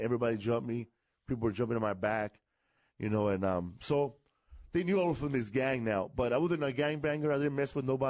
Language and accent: English; Los Angeles, California, United States; also born or lived in Glendale, California; I live in California, from Los Angeles.